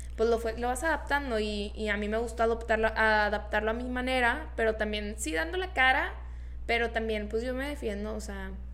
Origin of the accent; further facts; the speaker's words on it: Monterrey, Nuevo León, Mexico; Yo soy de Monterrey, soy Región Montana